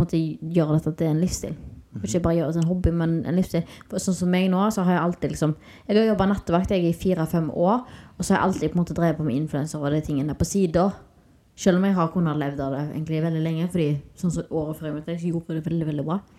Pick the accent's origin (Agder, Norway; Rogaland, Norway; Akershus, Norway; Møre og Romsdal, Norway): Rogaland, Norway; Haugesund; moved away as an adult; now in Spain; hjemme i Haugesund